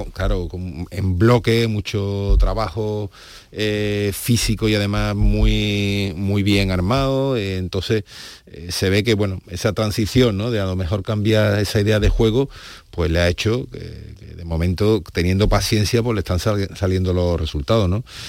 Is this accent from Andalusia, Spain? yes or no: yes; Seville, Andalusia, Spain; como sevillanos